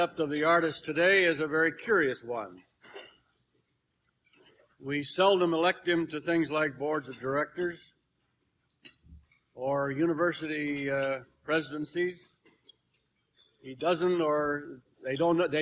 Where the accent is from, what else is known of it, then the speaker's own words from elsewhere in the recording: California, United States; also born or lived in Arizona; raised most of the time in California.